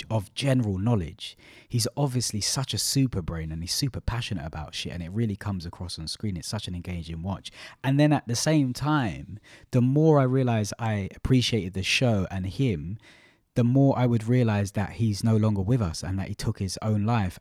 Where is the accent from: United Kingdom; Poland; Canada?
United Kingdom; London; also born or lived in Malaysia; from East London